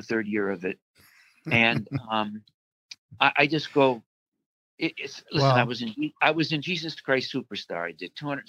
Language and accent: English; Chicago, Illinois, United States; born or raised there